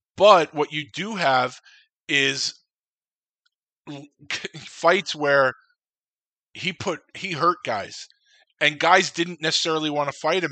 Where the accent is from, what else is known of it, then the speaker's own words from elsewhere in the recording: New York City, New York, United States; also born or lived in Long Island; as a kid growing up in Queens at the time, actually, before I moved to Long Island